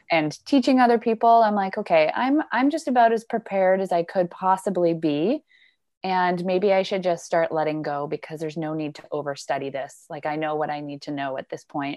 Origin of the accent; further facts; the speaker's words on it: Squamish, British Columbia, Canada; particularly in my hometown in Squamish